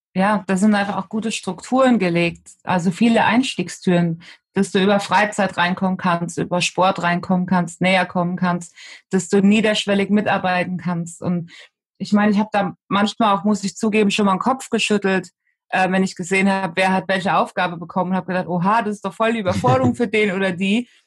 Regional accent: Betzdorf, Rhineland-Palatinate, Germany; Also bei uns im Dorf, in Betzdorf, im Siegerland, wo ich herkomme, da ähm, hat der CV die Jugendarbeit gemacht für die Kirche und ich bin sozusagen von klein auf

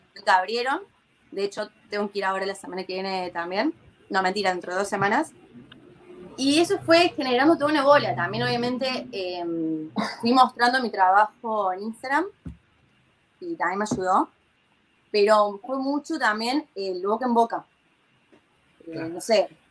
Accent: Córdoba, Argentina; moved away as an adult; now in Tel Aviv, Israel; yo vengo de Córdoba encima, ni siquiera de Buenos Aires. Entonces, en Córdoba la gente somos muy, muy amenos

